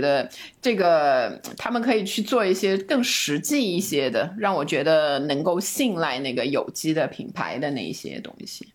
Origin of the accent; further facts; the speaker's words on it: China; 我们中国人的这个吃蔬菜的观念